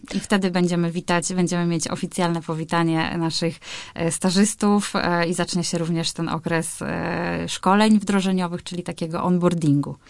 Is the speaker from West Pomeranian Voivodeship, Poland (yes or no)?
yes; Białogard, West Pomeranian Voivodeship, Poland; also born or lived in Szczecin; now in Warsaw, Poland; pochodzę z Białogardu, e, czyli to jest około 150 kilometrów od Szczecina